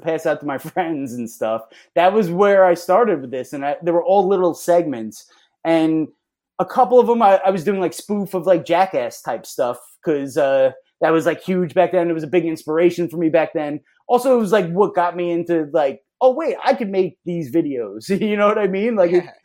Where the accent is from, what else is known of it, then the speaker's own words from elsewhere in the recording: Long Island, New York, United States; growing up on Long Island